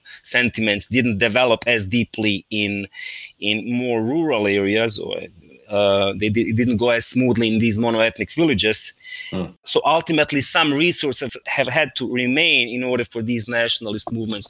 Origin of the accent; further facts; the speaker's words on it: Sarajevo, Federation of Bosnia and Herzegovina, Bosnia & Herzegovina; by the time I was growing up in Sarajevo